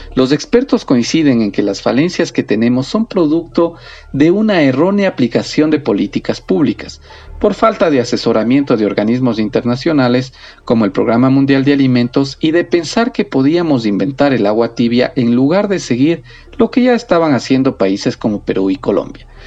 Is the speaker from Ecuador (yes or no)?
yes; Ecuador; Somos el país sudamericano con el índice más alto